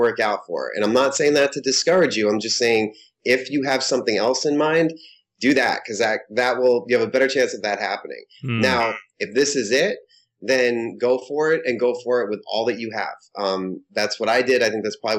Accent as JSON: {"language": "English", "town": "Holliston", "region": "Massachusetts", "country": "United States", "tie": "born or raised there"}